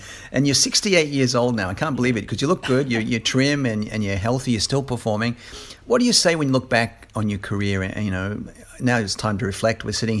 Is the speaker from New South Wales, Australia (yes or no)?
yes; Sydney, New South Wales, Australia; moved away; on the road in my hometown of Sydney, Australia, a long way from Southeast Asia.